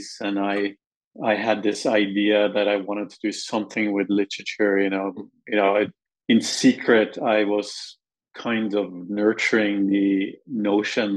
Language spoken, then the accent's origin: English; Norway; moved away; growing up in Norway